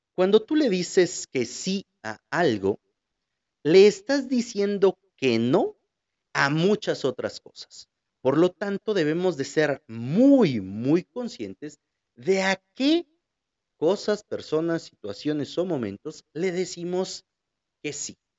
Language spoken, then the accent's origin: Spanish; Huajuapan de León, Oaxaca, Mexico; de Guajuapan, de mi ciudad